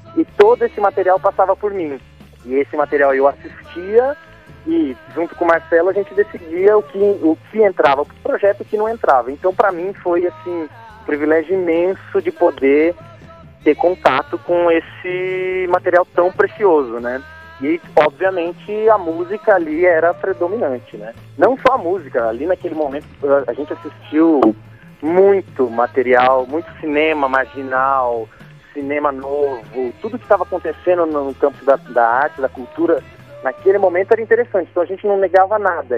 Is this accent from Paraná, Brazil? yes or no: yes; Paraná, Brazil; moved away as an adult; also born or lived in Italy; now in São Paulo, Brazil; eu sou do Paraná